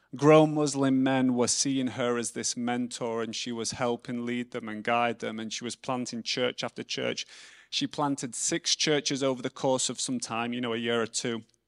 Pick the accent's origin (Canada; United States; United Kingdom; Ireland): United Kingdom; England; I'm English